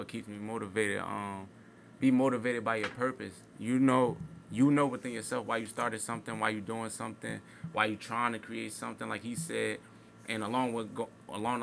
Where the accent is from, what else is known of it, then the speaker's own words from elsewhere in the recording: Newark, New Jersey, United States; That's where I'm from. I'm from North Brick City, you know, North Irvington area